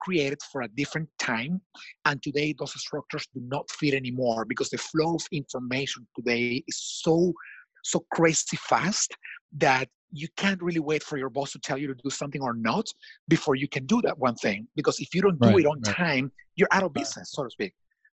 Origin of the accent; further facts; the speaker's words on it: Washington, District of Columbia, United States; Washington, D.C., my hometown.